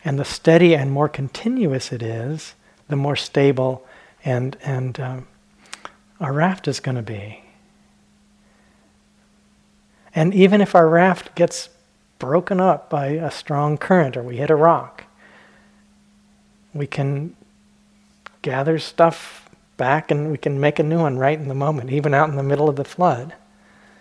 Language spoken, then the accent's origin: English; Southwest, United States; when I was a kid, I grew up in the Southwest